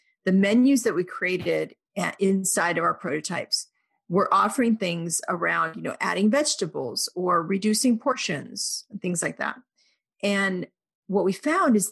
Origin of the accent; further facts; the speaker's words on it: Oklahoma, United States; I grew up in Oklahoma